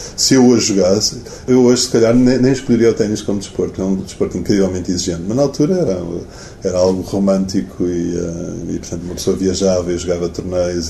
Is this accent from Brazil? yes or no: no; Portugal; also born or lived in United States; sou português